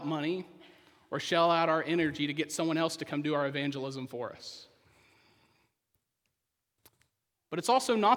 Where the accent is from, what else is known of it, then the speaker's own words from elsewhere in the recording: Poteau, Oklahoma, United States; moved away; I'm from Poto, Oklahoma, a town most of you, probably all of you, have never heard